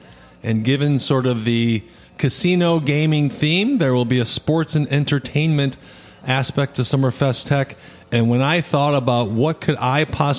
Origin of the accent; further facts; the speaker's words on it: Wisconsin, United States; as a kid growing up in Wisconsin, being a huge Bucks and Brewers fan